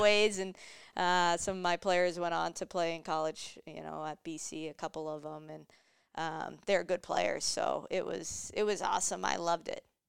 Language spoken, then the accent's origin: English; Mansfield, Massachusetts, United States; moved away as an adult; also born or lived in Boston; now in Minnesota, United States; I grew up in Mansfield.